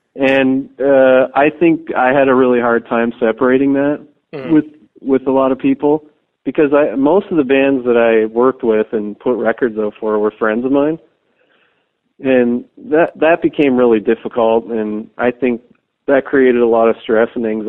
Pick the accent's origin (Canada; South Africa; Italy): Canada; at first I'd be like, well, you know, I'm from Canada, and, you know, I don't really have great distro over in the U.S., because no one was really interested in distroing a Canadian hardcore label then.